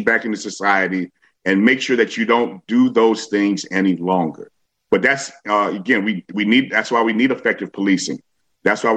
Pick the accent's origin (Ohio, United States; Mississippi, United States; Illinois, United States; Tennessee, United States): Illinois, United States; Chicago; I am a Chicagoan